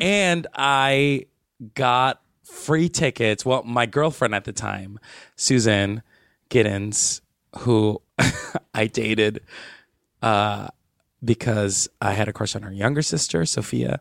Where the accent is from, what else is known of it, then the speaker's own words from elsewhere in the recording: Palmira, Valle del Cauca, Colombia; moved away; my hometown is Palmira